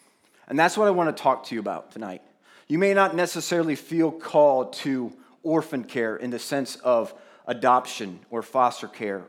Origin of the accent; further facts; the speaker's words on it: Plain City, United States; we grew up in Plain City, representing, right, Brandon? Yes. So we lived in the country, and we literally went to a neighbor to go to the farm to literally pick up our milk.